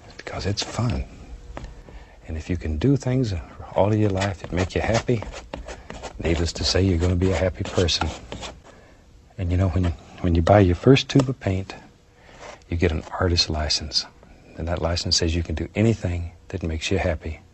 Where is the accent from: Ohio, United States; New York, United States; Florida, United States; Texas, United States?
Florida, United States; moved away as an adult; I was born and raised in Florida